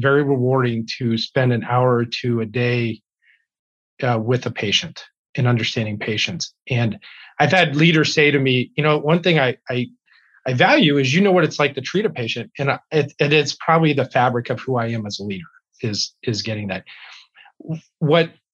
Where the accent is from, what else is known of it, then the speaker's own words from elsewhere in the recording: Youngstown, Ohio, United States; moved away as an adult; also born or lived in Wisconsin; now in Wausau, United States; I was born and raised in Youngstown, Ohio.